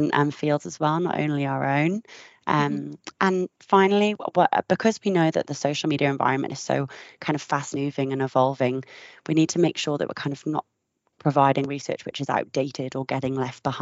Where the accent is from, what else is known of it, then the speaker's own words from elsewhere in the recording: United Kingdom; now in Australia; I'm visiting from Australia at the moment and it's been 3 years since I've been home